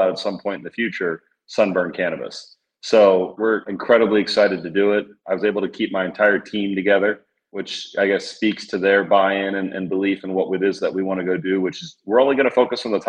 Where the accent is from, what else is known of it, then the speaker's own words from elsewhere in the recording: Florida, United States; as we look at the state of Florida, we're from here